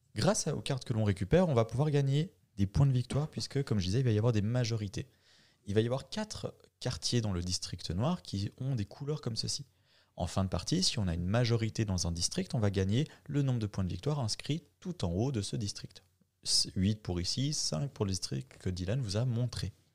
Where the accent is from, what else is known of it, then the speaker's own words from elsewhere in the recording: Bulle, Fribourg, Switzerland; nous, euh, pauvres Bullois